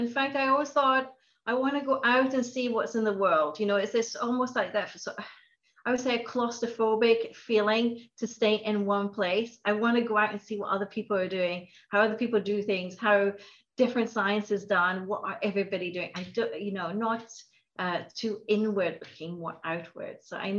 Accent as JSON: {"language": "English", "country": "Norway", "tie": "born or raised there", "also_born_or_lived": "Glasgow, United Kingdom", "moved": "yes", "lives_now": "Aberdeen, United Kingdom", "said": "So I was born in Glasgow. My mother's Scottish. My father's Norwegian. I grew up in Norway and I traveled. So I have an amalgamation of different accents."}